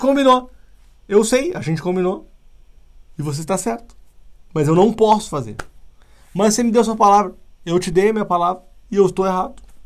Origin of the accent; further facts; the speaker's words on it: Porto Alegre, Rio Grande do Sul, Brazil; now in São Paulo, Brazil; eu não sou daqui, eu sou do Sul e, e moro aqui há alguns anos já